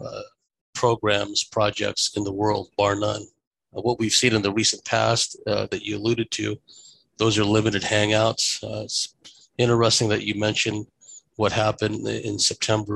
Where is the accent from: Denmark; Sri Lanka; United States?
United States; you can tell by my accent, I grew up in America. So that's why I sound the way